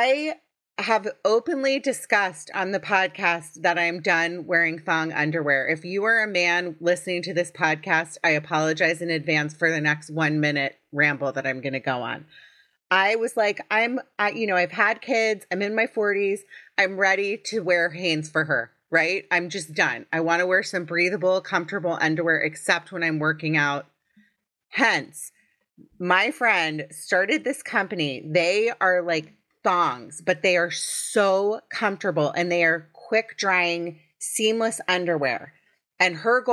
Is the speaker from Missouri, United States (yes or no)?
no; Potomac, Maryland, United States; I'm from Potomac, Maryland.